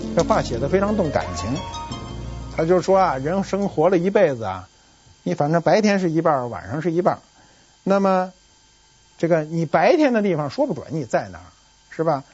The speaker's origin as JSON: {"language": "Chinese", "region": "northern China", "country": "China", "said": "我是北方人呀，没在南方住过"}